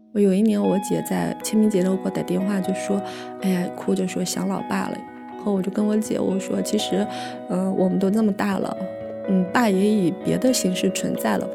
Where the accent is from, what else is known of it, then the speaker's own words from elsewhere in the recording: Inner Mongolia, China; now in Beijing, China; 今年三十五岁，来自内蒙古，土生土长的内蒙古农村人。然后，嗯，现在在北京生活，现在是一个全职妈妈